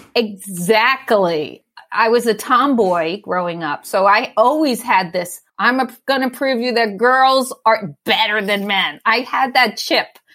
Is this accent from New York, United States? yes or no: yes; New York City, New York, United States; moved away as an adult; also born or lived in Brooklyn; now in Oakland, United States; So I lived in Staten Island. I grew up in Staten Island.